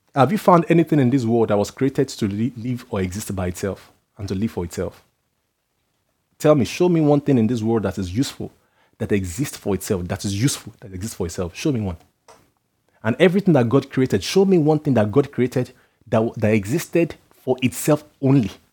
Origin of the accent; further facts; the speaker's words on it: Nigeria; moved away; I come from Nigeria where some people measure their worth by their age.